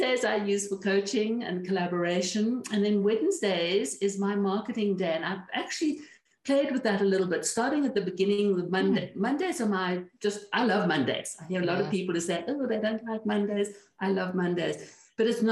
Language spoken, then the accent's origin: English; Cape Town, Western Cape, South Africa; moved away as an adult; also born or lived in Caribbean; now in New Mexico, United States; I am originally from Cape Town, South Africa, which we left in 1993